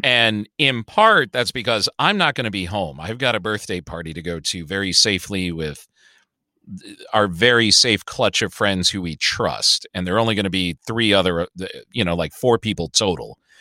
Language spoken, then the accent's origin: English; Chicago, Illinois, United States; I grew up in Hyde Park